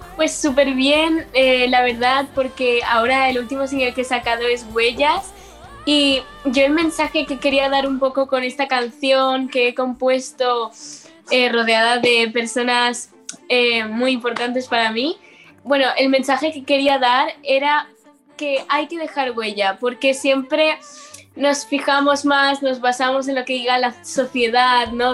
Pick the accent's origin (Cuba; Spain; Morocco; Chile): Spain; L'Eliana, Valencian Community; voy al instituto de mi pueblo y he crecido ahí y siempre me conocen desde chiquitita